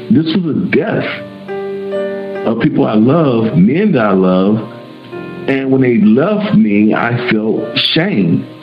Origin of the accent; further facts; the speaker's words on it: Little Rock, Arkansas, United States; moved away as an adult; I went to my hometown in Little Rock, Arkansas.